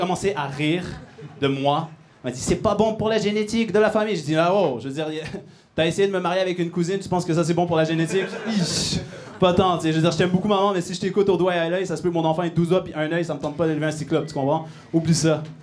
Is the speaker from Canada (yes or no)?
yes; Montreal, Quebec, Canada; Bon, comme vous pouvez entendre, je viens de Montréal pour euh, venir faire trois minutes de blague